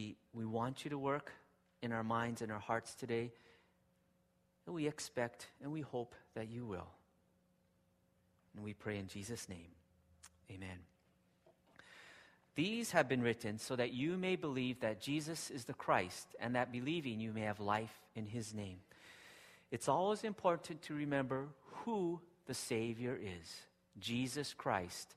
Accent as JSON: {"language": "English", "region": "Hawaii", "country": "United States", "tie": "born or raised there", "moved": "yes", "lives_now": "Japan", "said": "I grew up in Hawaii, and my wife and kids love Hawaii."}